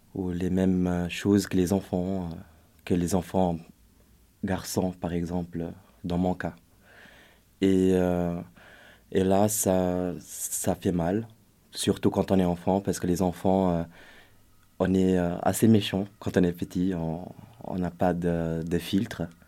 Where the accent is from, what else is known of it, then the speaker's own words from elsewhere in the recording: Brazil; moved away; je suis brésilien d'origine